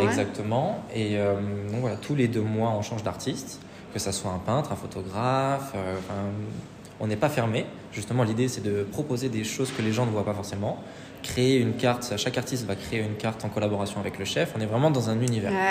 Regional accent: Saint-Étienne, Auvergne-Rhône-Alpes, France; moved away as an adult; now in Paris, France; je suis de Saint-Etienne de base

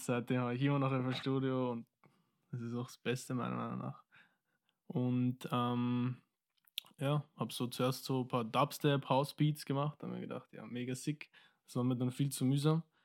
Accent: Wiener Neustadt, Lower Austria, Austria; also born or lived in Mozambique / Vienna; Wir sind hingezogen eigentlich nach Wiener Neustadt, ja. Und seitdem wohne ich dort.

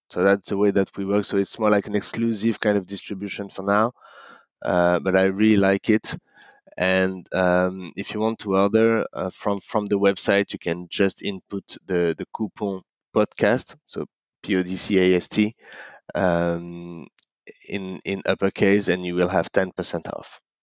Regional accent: Paris, Île-de-France, France; moved away as an adult; now in Hong Kong; I grew up in in Paris

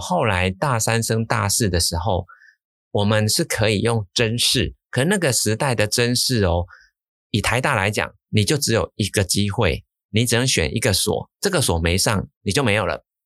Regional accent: Changhua County, Taiwan; 我是彰化出生的，我们家族都在彰化，都是乡下

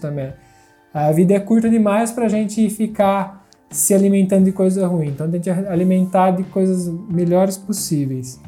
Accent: Brazil; now in Italy; a gente é brasileiro, nasceu no Brasil, a gente mora na Itália

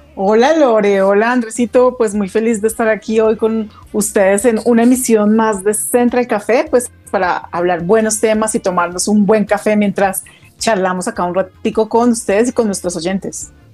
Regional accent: Bogotá, Colombia; also born or lived in Girardot; yo nací acá en Bogotá, hice casi mi primaria acá en Bogotá. Me fui a vivir a Girardot, pues con mi familia. Eh, y cuando ya llegó la época de la universidad, me regresé nuevamente a Bogotá

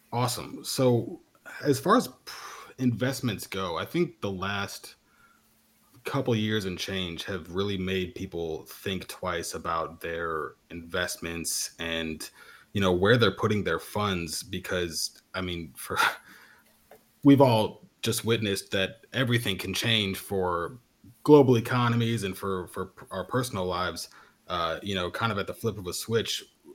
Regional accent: Canada; although as a Canadian native, you'll be happy to know that I became the proud owner of my very first maple leaf just recently

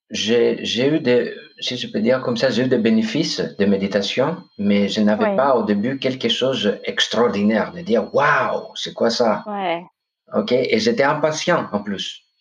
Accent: Corfu, Ionian Islands, Greece; French is a second language; now in France; moi, je suis grec. Ok, je viens de Corfou, d'une île paradisiaque, ah vraiment.

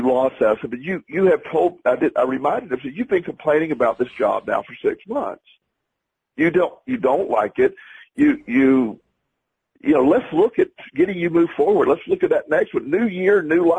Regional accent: Plant City, Florida, United States; my hometown of Plant City, Florida

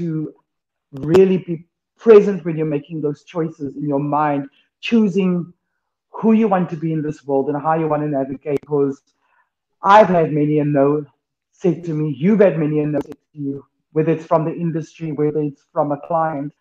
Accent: Cape Town, Western Cape, South Africa; So I grew up in Greenhaven

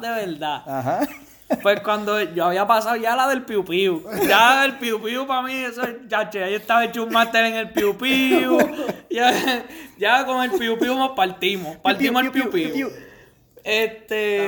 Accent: Cidra, Puerto Rico; moved away as an adult; Soy de Sidra, Puerto Rico

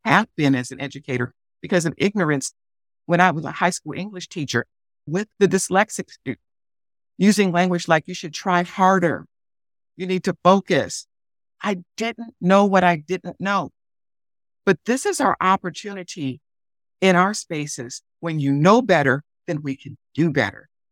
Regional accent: Detroit, Michigan, United States; my hometown of Detroit

